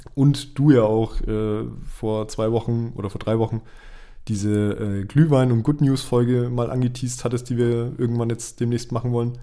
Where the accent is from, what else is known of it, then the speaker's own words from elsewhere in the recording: Bavaria, Germany; bei uns in Bayern